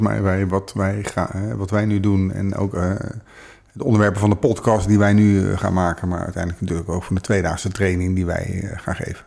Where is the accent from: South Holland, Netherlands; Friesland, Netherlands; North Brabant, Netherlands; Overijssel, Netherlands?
South Holland, Netherlands; The Hague; ik ben ook geboren in Den Haag. Dus wat dat betreft voelt het oh. als thuis